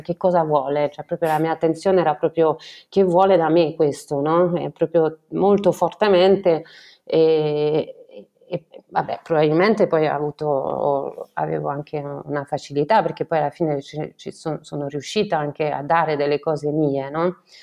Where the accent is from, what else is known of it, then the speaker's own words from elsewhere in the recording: France; Italian is a second language; moved away as an adult; also born or lived in Florence, Italy; now in Italy; sono francese, completamente francese, sono venuta in Italia a Firenze per fare un dottorato di econometria